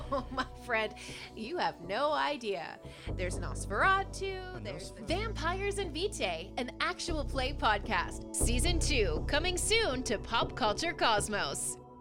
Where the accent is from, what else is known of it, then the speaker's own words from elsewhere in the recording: Canada; being Canadian